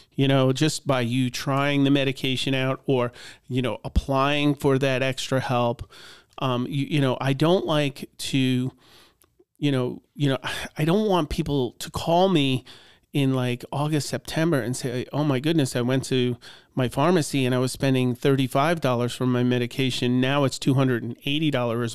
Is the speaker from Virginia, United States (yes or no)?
no; Long Island, New York, United States; moved away as an adult; also born or lived in Cleveland; now in Butler, United States; I grew up in Long Island